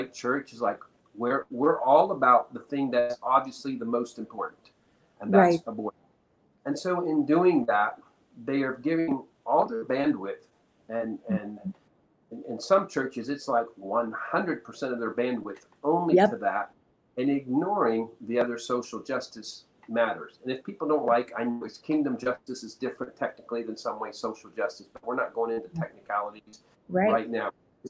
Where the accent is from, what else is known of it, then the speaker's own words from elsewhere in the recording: Peru; But, I mean, I was born and raised in Peru, South America. My parents were missionaries there. So I lived my first 18 years.